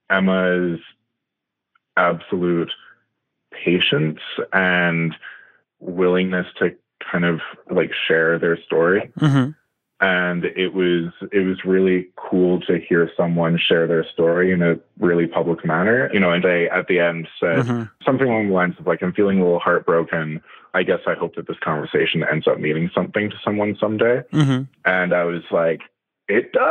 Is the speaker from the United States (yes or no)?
no; Canada; I'm Canadian.